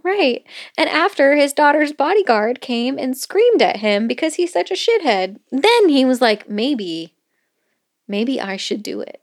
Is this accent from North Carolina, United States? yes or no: no; Florida, United States; growing up in Florida